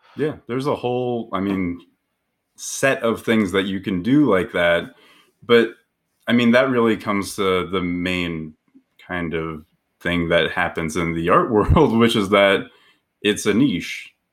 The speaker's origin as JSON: {"language": "English", "town": "Aurora", "region": "Colorado", "country": "United States", "tie": "born or raised there", "said": "I grew up in Aurora, Colorado, which is just south of Denver"}